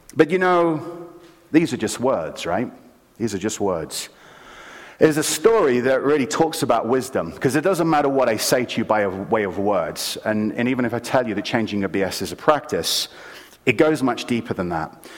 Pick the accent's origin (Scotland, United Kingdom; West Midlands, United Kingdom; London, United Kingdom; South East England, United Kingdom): London, United Kingdom; moved away; I grew up in London, England, and in city London.